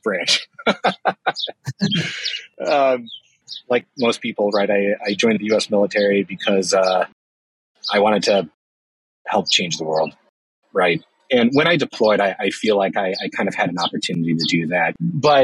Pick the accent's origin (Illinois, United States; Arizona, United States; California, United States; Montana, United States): Illinois, United States; Chicago; I was born and raised in Chicago